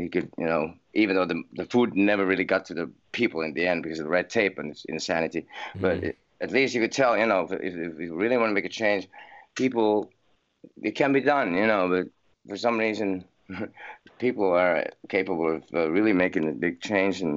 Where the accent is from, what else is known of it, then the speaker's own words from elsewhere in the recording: Helsinki, Uusimaa, Finland; I was born in Finland, in Helsinki, and I grew up here till I was 17